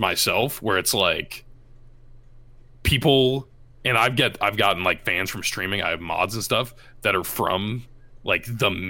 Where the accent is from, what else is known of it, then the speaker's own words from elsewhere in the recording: Iowa, United States; when people are like, hey, I'm from Iowa too, in like a town in the middle of nowhere, and it's like, it's super cool to be able to kind of represent